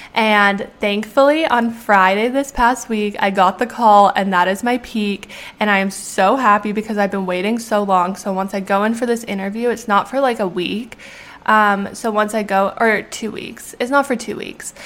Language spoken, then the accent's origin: English; Canada; moved away as an adult; now in United States; because I'm Canadian, I obviously have to go through a lot of hoops to be able to be allowed to work in the US